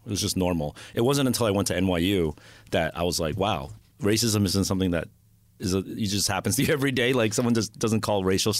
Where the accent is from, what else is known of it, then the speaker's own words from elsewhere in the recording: Monmouth County, New Jersey, United States; I was born in Jersey.